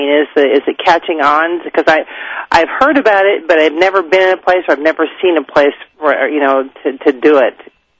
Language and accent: English; Northern California, United States; I'm from Northern California.